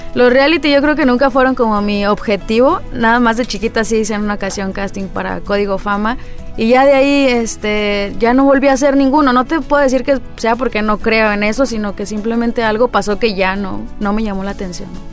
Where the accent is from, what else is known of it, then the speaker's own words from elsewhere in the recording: Jiménez, Chihuahua, Mexico; Nací en Jiménez, Chihuahua